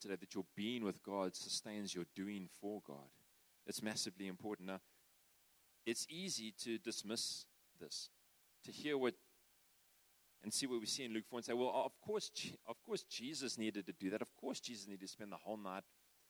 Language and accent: English; South Africa; I'm a South African